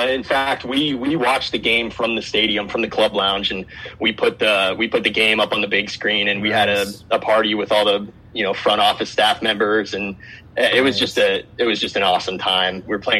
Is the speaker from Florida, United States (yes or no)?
yes; South Florida, United States; also born or lived in Wichita, Kansas; now in Fayetteville, United States; So I'm from South Florida.